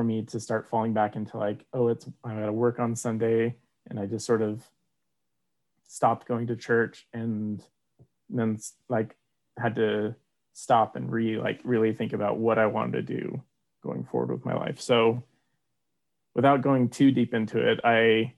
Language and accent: English; Orem, Utah, United States; also born or lived in Provo, Utah; Orem native, born and raised